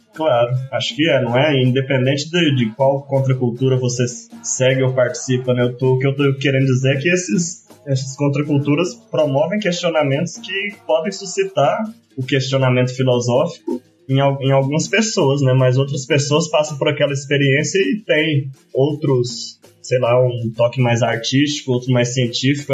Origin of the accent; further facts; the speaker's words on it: Cerrado, Brazil; pelo cerrado onde me criei, onde meu pai me apresentou frutos